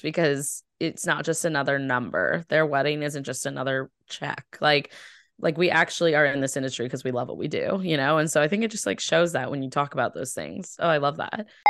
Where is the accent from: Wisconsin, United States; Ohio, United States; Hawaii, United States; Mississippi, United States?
Ohio, United States; now in Boston, United States; I'm from Ohio, so I'm very, very, um, nice, I would say, and I live in East I, I live in the East Coast in Boston